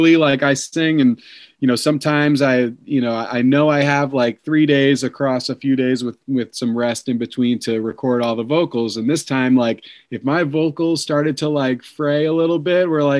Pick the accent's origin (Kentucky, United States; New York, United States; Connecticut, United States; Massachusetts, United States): New York, United States; Long Island; moved away as an adult; also born or lived in Maryland; I grew up on Long Island in New York